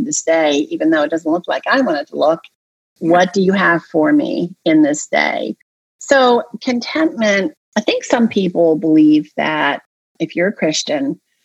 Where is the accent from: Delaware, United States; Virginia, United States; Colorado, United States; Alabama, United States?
Delaware, United States; I grew up in Delaware